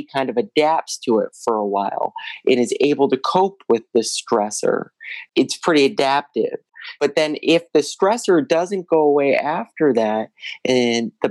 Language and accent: English; Toledo, Ohio, United States; also born or lived in Missouri; now in Cleveland, United States; I grew up in Toledo, Ohio